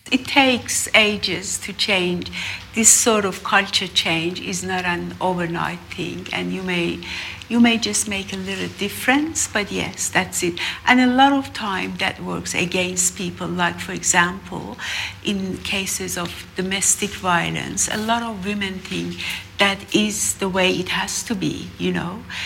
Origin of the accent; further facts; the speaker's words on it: Iran; moved away; I'm from Iran too